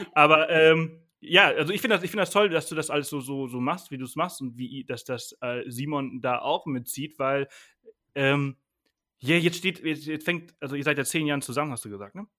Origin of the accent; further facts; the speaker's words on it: Mallorca, Balearic Islands, Spain; also born or lived in Bangkok / Berlin; now in Garmisch-Partenkirchen, Germany; ich bin wirklich auf dem Land aufgewachsen, sechs Kilometer jeden anderen Ort, mit, also drei Häuser um mich herum. Mhm. Äh, so, so, bin ja. ich auf Mallorca aufgewachsen